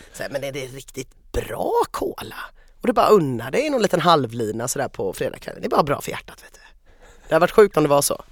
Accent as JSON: {"language": "Swedish", "country": "Sweden", "said": "jag är svensk"}